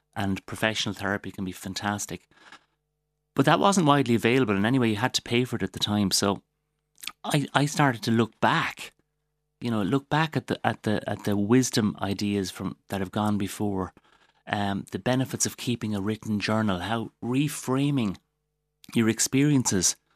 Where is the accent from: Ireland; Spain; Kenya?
Ireland; Waterford, Munster; I'm from Waterford. I'm very proud of the place I come from